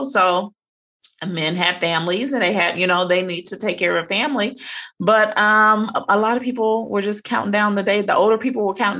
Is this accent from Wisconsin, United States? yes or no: no; Cincinnati, Ohio, United States; moved away as an adult; now in Savannah, United States; I am originally from Cincinnati, Ohio, but I currently reside in Savannah, Georgia